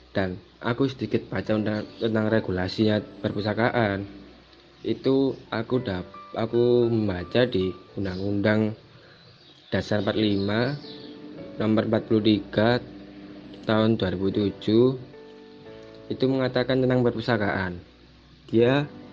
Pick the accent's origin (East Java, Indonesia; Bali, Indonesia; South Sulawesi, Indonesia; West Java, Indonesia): East Java, Indonesia; Surabaya; saya benar asli dari Surabaya